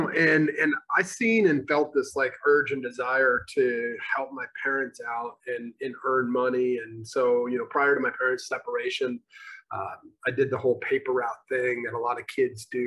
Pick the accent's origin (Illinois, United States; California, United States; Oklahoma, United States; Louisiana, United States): Illinois, United States; Northern; also born or lived in Moline / Chicago; now in Texas, United States; I grew up in Northern Illinois